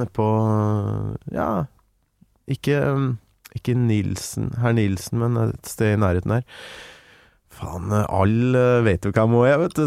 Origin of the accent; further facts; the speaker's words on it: Kolvereid, Trøndelag, Norway; now in Oslo, Norway; Kolvereid, der jeg kommer fra.